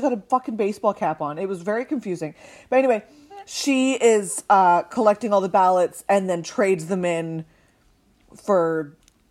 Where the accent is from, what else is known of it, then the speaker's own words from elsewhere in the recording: Canada; being a Canadian teenager in the early millennium